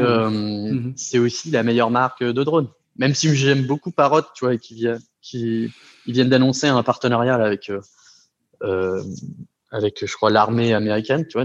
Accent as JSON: {"language": "French", "region": "Brittany", "country": "France", "moved": "yes", "said": "je suis breton d'origine."}